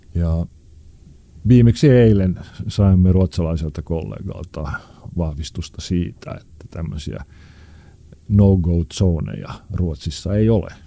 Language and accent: Finnish; Helsinki, Uusimaa, Finland; missä minä olen syntynyt ja kasvanut. Oli aikanaan tämmöinen niin sanottu huonompi kaupunkiosa, eli Punavuori